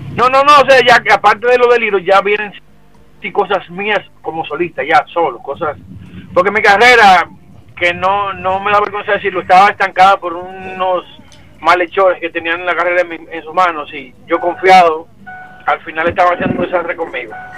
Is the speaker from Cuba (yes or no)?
no; San Cristóbal, Dominican Republic; Mi pueblo natal, Campito San Cristóbal